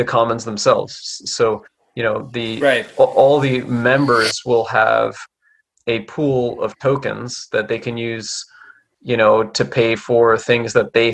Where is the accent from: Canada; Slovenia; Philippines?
Canada; I'm Canadian